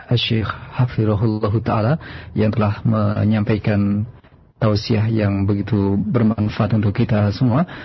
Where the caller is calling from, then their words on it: Jonggol, West Java, Indonesia; Eh, dari Jonggol Pak